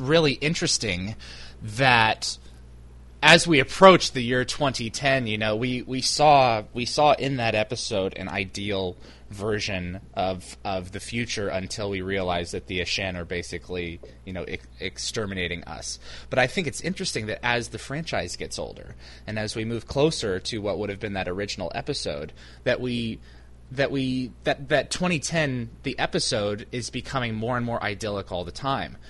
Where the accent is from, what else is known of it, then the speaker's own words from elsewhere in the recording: United States; I'm American